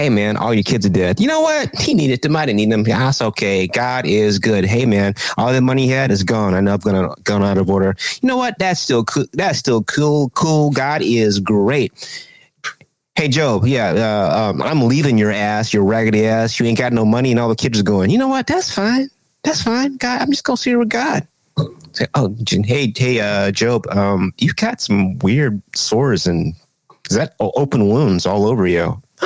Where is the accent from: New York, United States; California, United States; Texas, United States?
Texas, United States; I'm originally from Texas